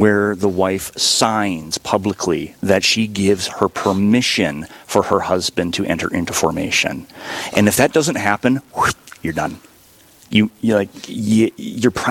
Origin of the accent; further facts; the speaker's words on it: Sandstone, Minnesota, United States; moved away as an adult; now in Duluth, United States; I'm from the diocese originally, from Sandstone, which is about an hour south of Duluth, and came up to Duluth for college, and I found a job, never left.